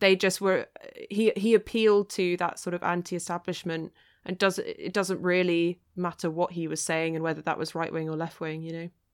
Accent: East Sussex, South East England, United Kingdom; growing up in East Sussex, I mean, that's, that's the kind of territory where you could stick a blue ribbon on a pig and they'd vote for it

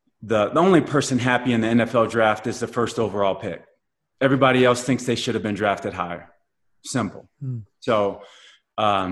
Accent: Blue Springs, Missouri, United States; also born or lived in Kansas City, Missouri; growing up in Kansas City and being growing up in Blue Springs and, suburbia, white suburbia

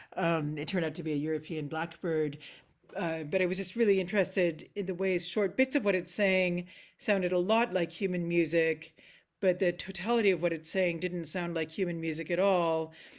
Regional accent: Nova Scotia, Canada; moved away as an adult; also born or lived in Bloomington, Indiana / Amsterdam / Princeton, New Jersey / Montreal; now in Scotland; growing up in Nova Scotia

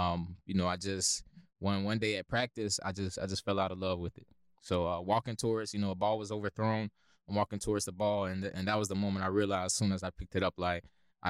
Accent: Lakeland, Florida, United States; So I grew up, actually was born and raised in Lakeland, Florida. So really a Polk County true breed.

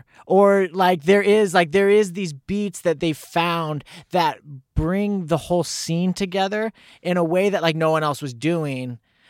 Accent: Lincoln, Illinois, United States; born there; Well, February 16th, 1987 at 7:07 in the morning, I was born in Lincoln, Illinois.

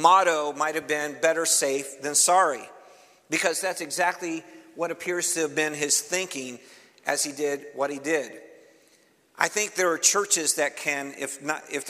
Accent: Cleveland, Ohio, United States; moved away; I'm originally from Cleveland, Ohio

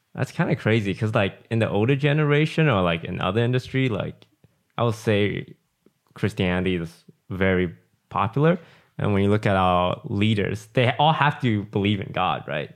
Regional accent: Malaysia; moved away; growing up in Malaysia was, like, living in the jungle.

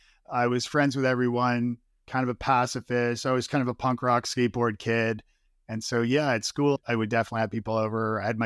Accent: Toronto, Ontario, Canada; born or raised there

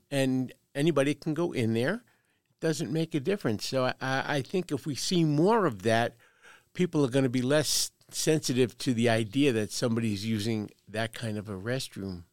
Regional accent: Brooklyn, New York, United States; now in Carson City, United States; born and raised in Brooklyn, New York. So if you detect a slight accent, that's where it's from.

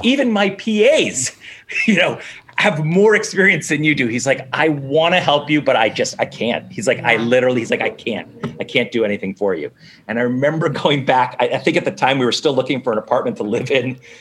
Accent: Newton, Massachusetts, United States; I'm from Newton mm-hmm. which is the one of the it's the first suburb of Boston

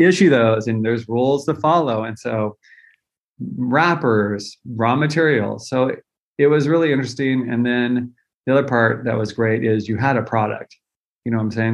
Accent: Central Valley of California, United States; I grew up in the Central Valley of California

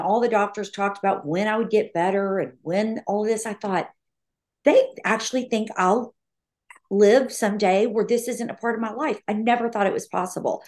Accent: Austin, Texas, United States; moved away as an adult; now in Nashville, United States; I'm from Austin

